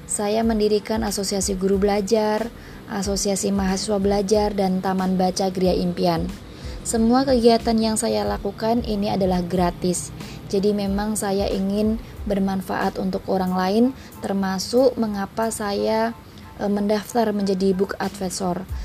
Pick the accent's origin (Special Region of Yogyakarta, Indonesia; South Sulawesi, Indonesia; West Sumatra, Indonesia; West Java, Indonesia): Special Region of Yogyakarta, Indonesia; Yogyakarta; now in Tangerang, Indonesia; Saya berasal dari kota Yogyakarta, tetapi saat ini saya bekerja di Jakarta Utara dan tinggal di Tangerang.